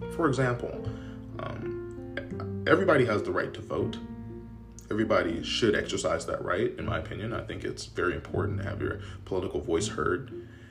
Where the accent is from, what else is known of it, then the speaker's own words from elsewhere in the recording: United States; as an American